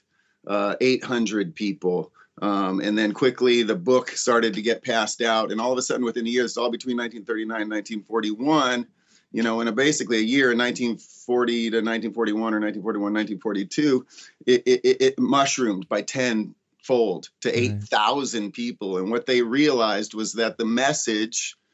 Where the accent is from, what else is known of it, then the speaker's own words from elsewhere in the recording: Ojai, California, United States; growing up in Ojai